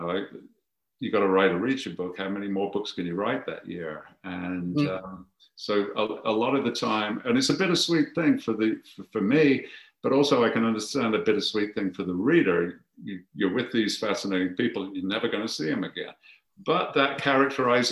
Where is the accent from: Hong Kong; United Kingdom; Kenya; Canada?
United Kingdom; Birmingham, West Midlands; I'm from Birmingham